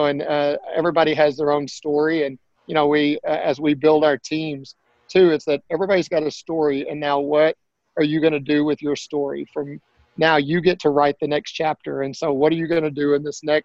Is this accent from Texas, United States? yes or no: yes; Spur, Texas, United States; moved away; I grew up in Spur, Texas, and it's a small town outside of Lubbock